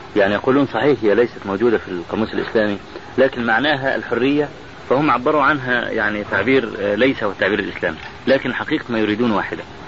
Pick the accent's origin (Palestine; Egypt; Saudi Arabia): Egypt; عندنا في مصر